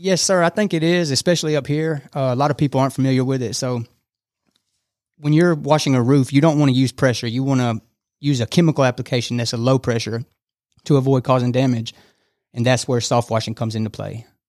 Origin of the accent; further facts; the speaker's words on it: Fairburn, Georgia, United States; moved away as an adult; now in Rome, United States; I'm from south of Atlanta, a small town called Fairburn, Georgia